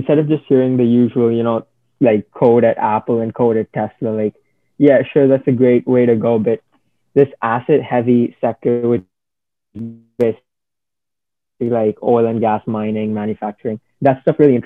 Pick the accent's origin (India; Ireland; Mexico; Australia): India; now in Canada; I still identify myself as Indian, even though I've been living here like 5 years